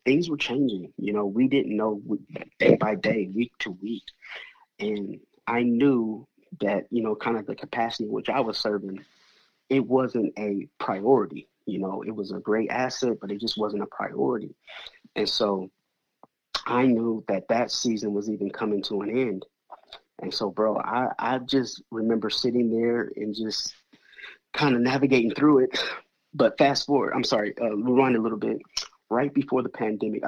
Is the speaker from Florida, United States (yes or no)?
no; Denver, Colorado, United States; also born or lived in Milwaukee, Wisconsin; now in Atlanta, United States; I was born and raised in Denver, Colorado